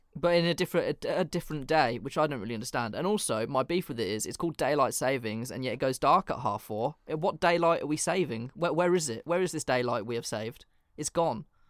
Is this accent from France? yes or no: no; England, United Kingdom; I'm literally English